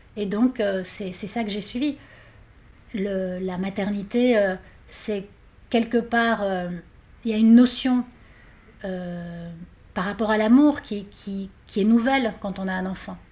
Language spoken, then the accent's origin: French; Argentina; moved away; je viens d'Argentine